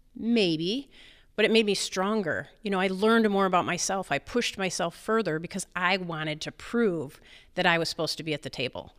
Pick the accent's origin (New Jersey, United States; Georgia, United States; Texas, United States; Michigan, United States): Michigan, United States; East Jordan; East Jordan, um, my hometown, most people know it as East Jordan Ironworks.